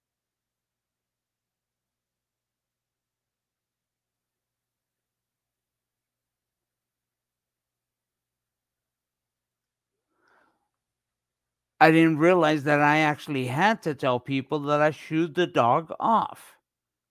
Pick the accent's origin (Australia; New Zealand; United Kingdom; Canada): Canada; accent: Canadian; also born or lived in Toronto; my Canadian accent